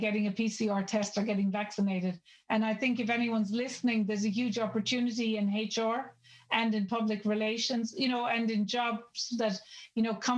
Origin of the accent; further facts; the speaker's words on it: Ireland; I'm Irish